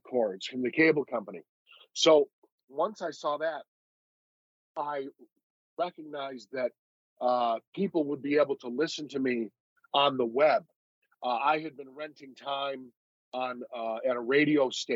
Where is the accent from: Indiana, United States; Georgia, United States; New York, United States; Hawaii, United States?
New York, United States; Buffalo; moved away; I grew up in Buffalo, New York, which is, as you know, is a border town